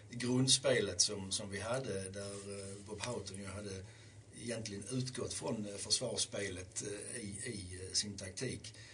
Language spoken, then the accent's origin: Swedish; Lund, Skåne, Sweden; jag kommer ju från Lund som jag sa